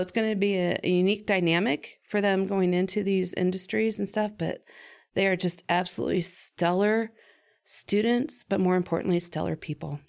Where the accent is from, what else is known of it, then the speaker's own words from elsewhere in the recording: Findlay, Ohio, United States; I was from Finley, so we had it in, um, it's called Hancock Youth Leadership